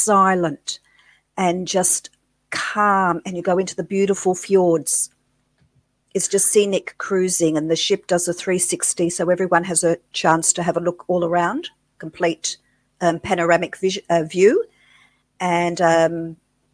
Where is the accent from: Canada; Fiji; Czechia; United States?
Fiji; Suva; now in Melbourne, Australia; I grew up in Fiji, Suva, Fiji